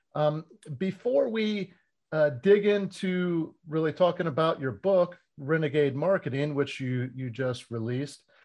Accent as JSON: {"language": "English", "region": "Florida", "country": "United States", "tie": "born or raised there", "said": "I was born and raised in Florida"}